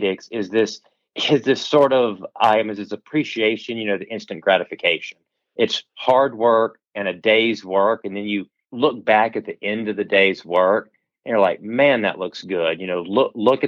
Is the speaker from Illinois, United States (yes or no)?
no; Virginia, United States; moved away as an adult; now in North Carolina, United States; growing up in Virginia, we have lots of great schools